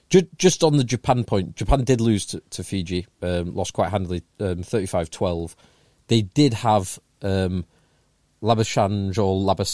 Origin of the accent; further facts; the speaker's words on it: England, United Kingdom; as an Englishman.